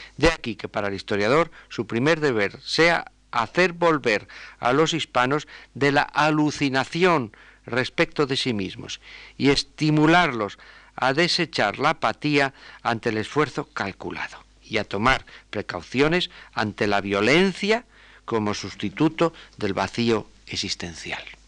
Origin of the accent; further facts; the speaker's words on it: Spain; nosotros como ciudadanos españoles